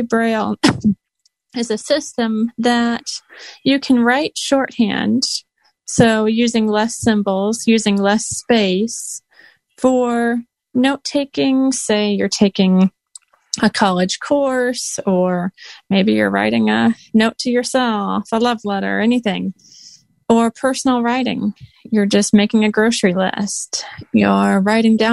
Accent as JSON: {"language": "English", "region": "Iowa", "country": "United States", "said": "I'm actually from Iowa"}